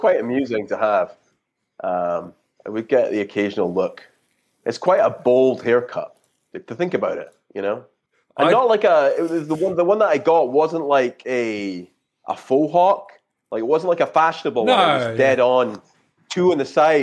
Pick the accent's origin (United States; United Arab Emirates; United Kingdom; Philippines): United Kingdom; Scotland; I'm originally from Scotland